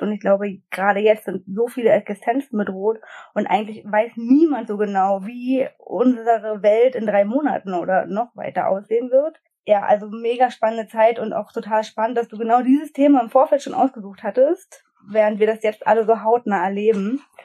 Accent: Brandenburg, Germany; ich komme aus Brandenburg

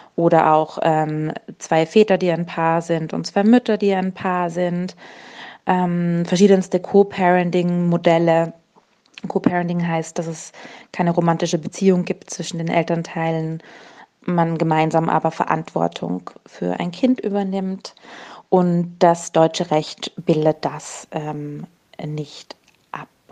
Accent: Austria; als Österreicherin

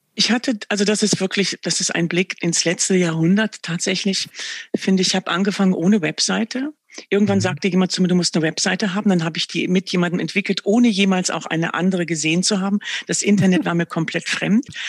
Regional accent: Verden, Lower Saxony, Germany; Ich bin im Norden groß geworden. Ich empfinde mich auch wirklich als Nordlicht

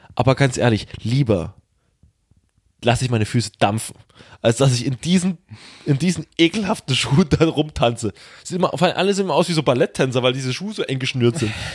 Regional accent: Saxony, Germany; ich bin Sachse

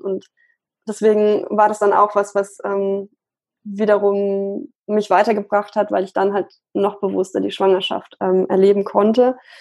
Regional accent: Munich, Bavaria, Germany; ich komme aus München

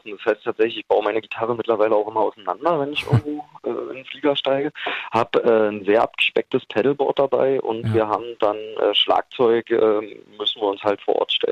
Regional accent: Berlin, Germany; born there; Naja, ich bin hier geboren. Ich, ich habe da die Liebe für Berlin eh im Herzen.

